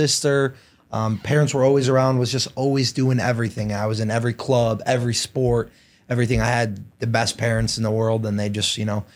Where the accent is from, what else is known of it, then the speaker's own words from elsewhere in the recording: Downers Grove, Illinois, United States; I grew up, uh, in Downers Grove.